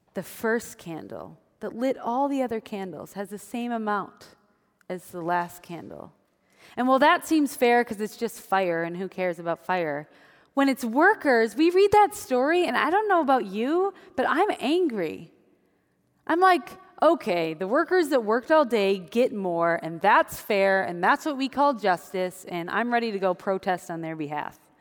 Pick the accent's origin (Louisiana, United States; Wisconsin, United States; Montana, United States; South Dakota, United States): Wisconsin, United States; moved away; I grew up in Wisconsin